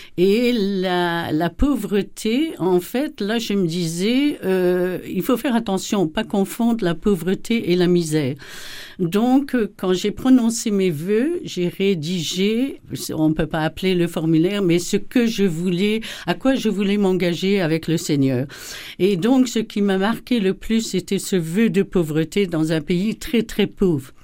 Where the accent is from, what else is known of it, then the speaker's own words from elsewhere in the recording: Belgium; moved away as an adult; also born or lived in Cameroon / Kivu, DR Congo; now in Kikwit, DR Congo; m'a fait abandonner un peu la Belgique. Donc, euh, voilà, comme Abraham, j'ai quitté mon pays